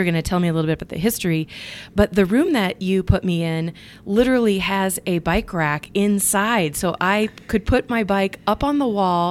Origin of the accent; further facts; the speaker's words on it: Iowa, United States; I'm from Iowa